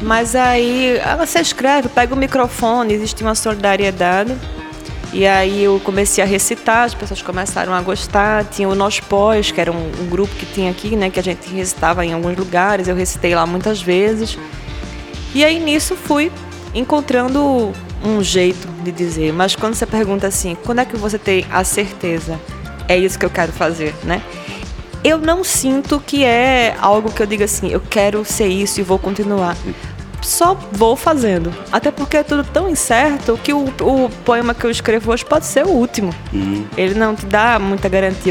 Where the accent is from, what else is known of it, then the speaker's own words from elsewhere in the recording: Recife, Pernambuco, Brazil; Eu nasci na zona oeste da cidade do Recife, nesses bairros que eu citei agora há pouco. E no meu bairro, ali em Areias, Estância